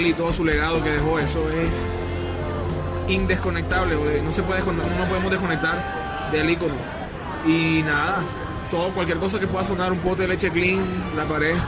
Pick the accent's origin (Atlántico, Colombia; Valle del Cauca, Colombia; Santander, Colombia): Atlántico, Colombia; Barranquilla; Yo nací en Barranquilla, he en Barranquilla